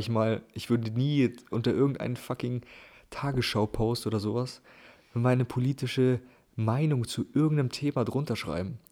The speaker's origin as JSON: {"language": "German", "country": "Germany", "said": "als Europäer oder Deutscher"}